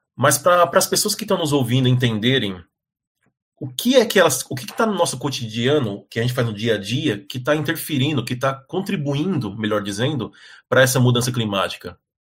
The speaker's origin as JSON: {"language": "Portuguese", "region": "São Paulo", "country": "Brazil", "tie": "born or raised there", "said": "eu cresci em São Paulo"}